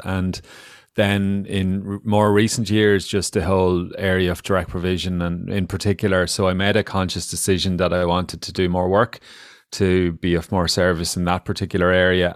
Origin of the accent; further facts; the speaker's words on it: Ireland; we as Irish people, including myself